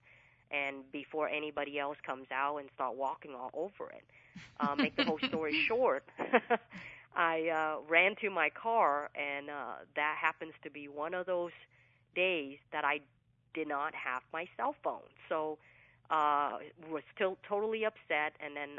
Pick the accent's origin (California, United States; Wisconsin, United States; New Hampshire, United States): California, United States; Fresno; first language English; also born or lived in Vietnam; now in Southern California, United States; So I grew up in Central California, which was Fresno, California